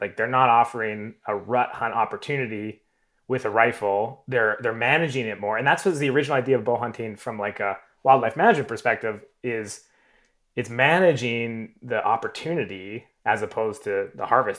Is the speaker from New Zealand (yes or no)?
no; Southern Alberta, Canada; I grew up in Southern Alberta.